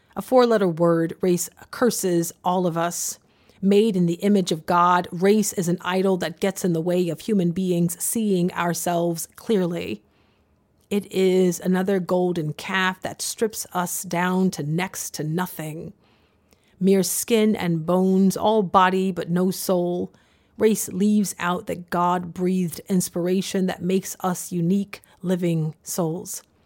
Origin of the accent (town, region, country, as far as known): the South, United States; born or raised there